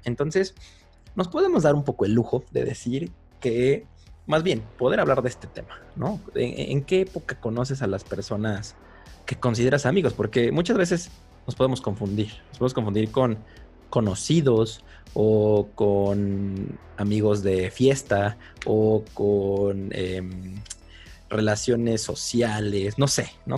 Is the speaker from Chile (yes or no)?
no; Mexico City, Mexico; also born or lived in Guadalajara; cuando mis papás deciden regresarse a la capital, por, a la gran capital, por así decirlo, pues a mí me sacan de primero de primaria. Entonces yo llegué a la Ciudad de México, al DF